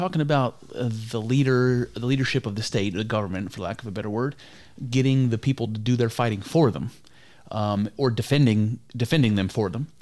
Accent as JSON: {"language": "English", "region": "Ohio", "country": "United States", "said": "I'm from Ohio"}